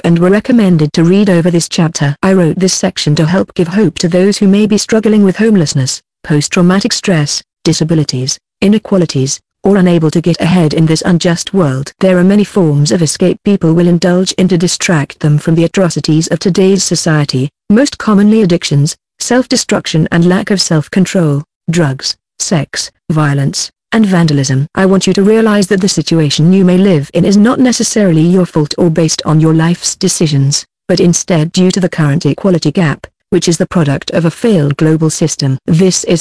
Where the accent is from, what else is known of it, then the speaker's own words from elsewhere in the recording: United States; As an American